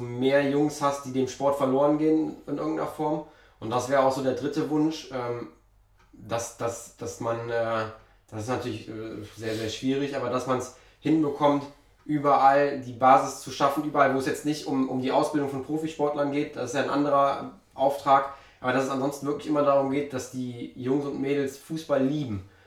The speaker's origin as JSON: {"language": "German", "town": "Mönchengladbach", "region": "North Rhine-Westphalia", "country": "Germany", "said": "bei uns in Gladbach"}